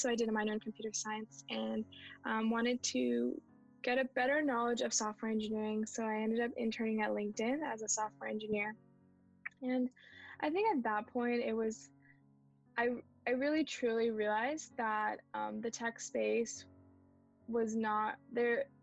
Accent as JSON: {"language": "English", "area": "Bay Area", "region": "California", "country": "United States", "tie": "born or raised there", "said": "I was born in the Bay Area, mm-hmm. born and brought up here"}